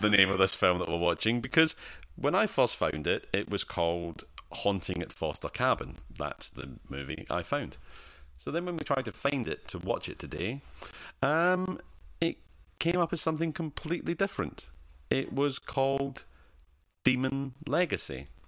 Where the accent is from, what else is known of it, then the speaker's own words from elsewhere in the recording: Scotland, United Kingdom; I'm Scottish and poor.